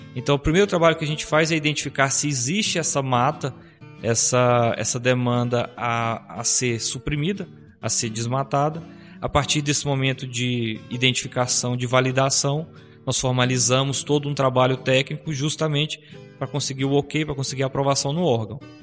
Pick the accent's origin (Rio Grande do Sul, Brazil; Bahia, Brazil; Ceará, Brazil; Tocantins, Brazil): Tocantins, Brazil; moved away as an adult; now in Rio Verde, Brazil; eu sou natural de Tocantins e moro aqui em Rio Verde já há 13 anos, quando eu mudei para cá para cursar a faculdade